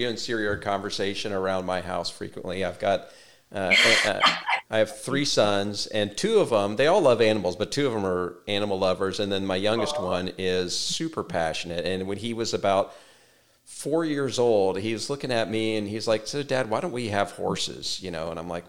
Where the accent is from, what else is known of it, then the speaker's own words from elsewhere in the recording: Texas, United States; I'm from Texas